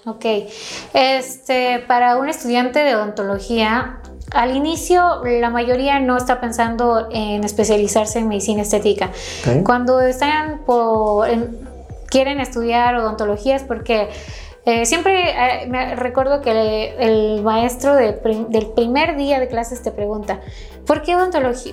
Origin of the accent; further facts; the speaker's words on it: Quito, Pichincha, Ecuador; moved away as an adult; now in Mexico; Soy originaria de Ecuador, de Quito, Ecuador, de la capital